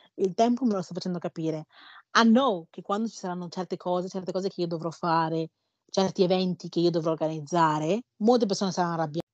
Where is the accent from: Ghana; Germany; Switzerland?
Ghana; Io sono nata in Ghana